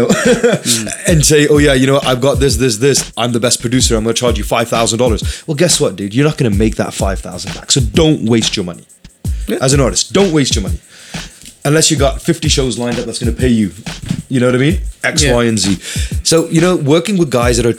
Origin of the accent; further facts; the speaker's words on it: Vancouver, British Columbia, Canada; where are you from? Vancouver.